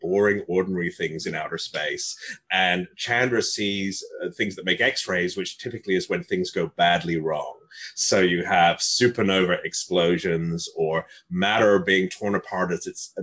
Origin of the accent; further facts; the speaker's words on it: Northern England, United Kingdom; moved away; walking home from school in Northern England. I grew up mostly in England